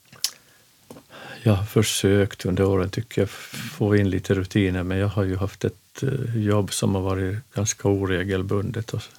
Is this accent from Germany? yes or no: no; Finland; moved away as an adult; also born or lived in Stockholm, Sweden / Örnsköldsvik, Sweden; now in Köpmanholmen, Sweden; vi kommer från Finland som du kanske hör